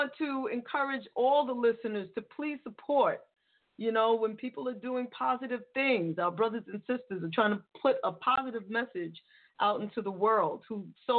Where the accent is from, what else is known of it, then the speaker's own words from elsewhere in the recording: New York City, New York, United States; moved away; I'm a New Yorker. I mean, well, I don't live in New York now, but I'm from the Bronx.